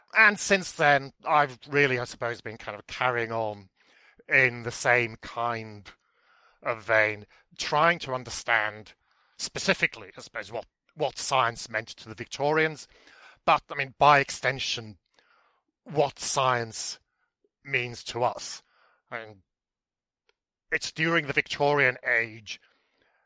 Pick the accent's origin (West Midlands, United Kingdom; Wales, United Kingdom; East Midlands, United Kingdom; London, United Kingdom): Wales, United Kingdom; Aberystwyth; born and bred in Aberystwyth a long time ago